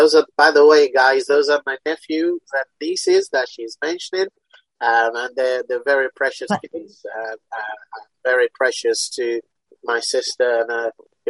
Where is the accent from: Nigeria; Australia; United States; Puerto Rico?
Nigeria; Ibadan, Oyo; moved away; also born or lived in United Kingdom; although I was born in the UK, but I was brought up in Nigeria with my big sis.